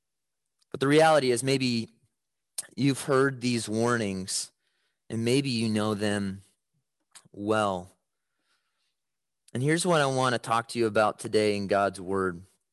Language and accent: English; Chicago, Illinois, United States; When I was growing up in Chicago, my dad kind of had a home alone style to protect our house at night.